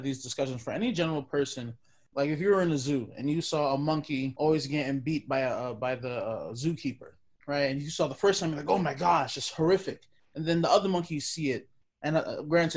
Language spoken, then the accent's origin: English; New York City, New York, United States; now in Ohio, United States; I'm currently living in Ohio, but I'm originally from Brooklyn, New York